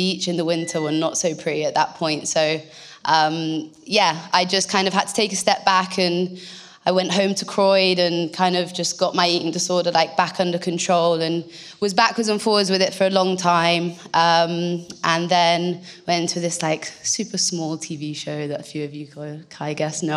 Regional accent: North Devon, South West England, United Kingdom; also born or lived in Bristol; I'm from North Devon. I was actually born in Bristol, and then my parents, we moved to North Devon when I was about six.

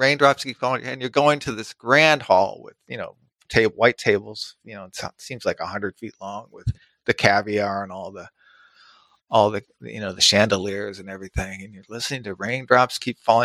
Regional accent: United States; I'm an American.

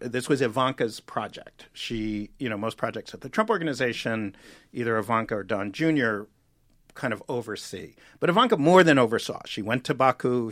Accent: New York City, New York, United States; I grew up in New York City.

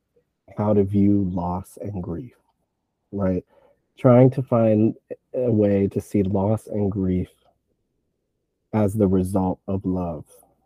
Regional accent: Puerto Rico; They, you know, I'm from Puerto Rico.

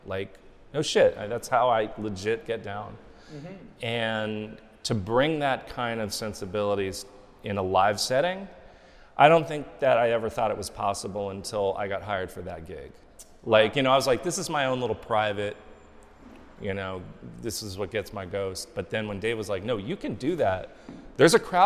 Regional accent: Los Angeles, California, United States; I'm from Hollywood, born and raised

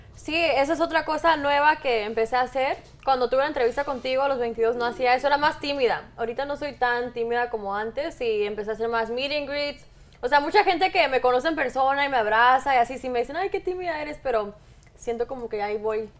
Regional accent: Mexico; yo soy mexicana

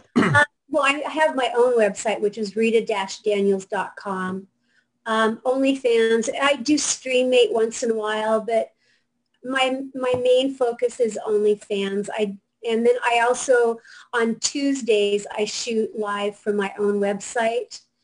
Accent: Seattle, Washington, United States; now in Fort Lauderdale, United States; I am actually from Seattle

